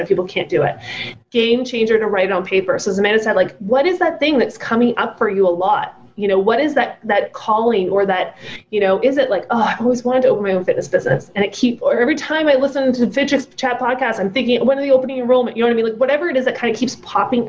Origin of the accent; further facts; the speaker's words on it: United Kingdom; I'm British.